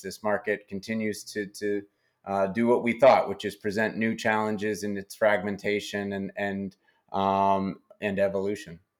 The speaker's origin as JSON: {"language": "English", "region": "New Hampshire", "country": "United States", "tie": "born or raised there", "said": "I was born and, and have spent most of my life in New Hampshire"}